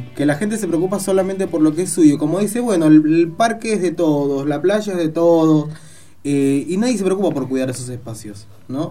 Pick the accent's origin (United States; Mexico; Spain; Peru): Peru; now in Argentina; yo soy peruano, nosotros celebramos otro día